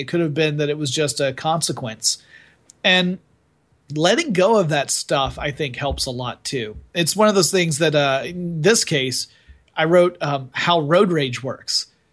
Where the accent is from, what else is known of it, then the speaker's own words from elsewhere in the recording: the South, United States; I was brought up in the South.